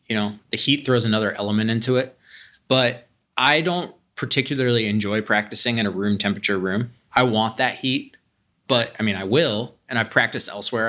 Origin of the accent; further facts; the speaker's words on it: Columbus, Ohio, United States; I grew up here. I grew up in Whitehall, went to Columbus Academy